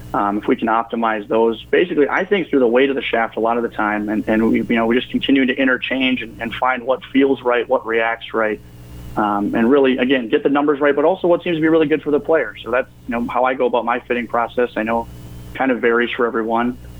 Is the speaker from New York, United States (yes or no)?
no; Pillager, Minnesota, United States; I grew up in Pillager, uh, you know, played golf there